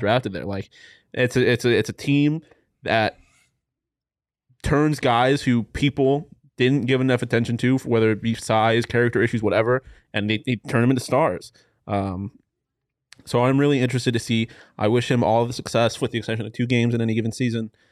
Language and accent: English; Texas, United States; moved away; I'm from Texas